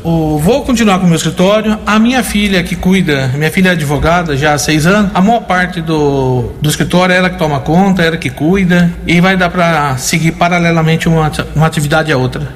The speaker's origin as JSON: {"language": "Portuguese", "town": "Americana", "region": "São Paulo", "country": "Brazil", "tie": "born or raised there", "said": "Sou natural de Americana, 47 anos."}